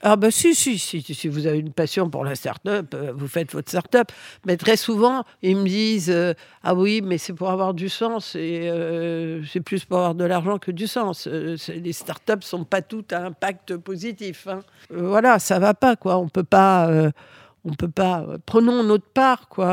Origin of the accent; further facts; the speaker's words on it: France; French is a second language; je suis arrivée en France à l'âge de 6 ans. Euh, je ne parlais pas français.